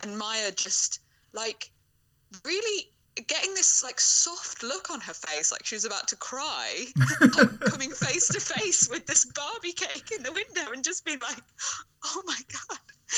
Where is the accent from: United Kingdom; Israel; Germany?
United Kingdom; we're both British